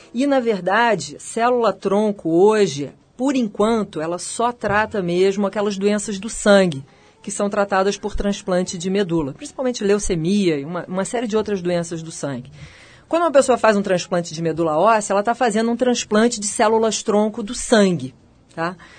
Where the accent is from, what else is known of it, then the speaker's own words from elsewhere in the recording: Rio de Janeiro, Brazil; moved away as an adult; also born or lived in United States; now in São Paulo, Brazil; Eu sou carioca e vim para São Paulo por causa da FAPESP